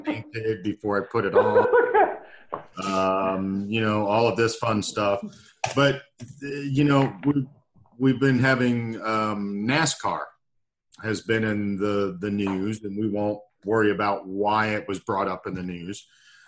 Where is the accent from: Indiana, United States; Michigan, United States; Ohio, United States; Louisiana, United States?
Louisiana, United States; I am from Louisiana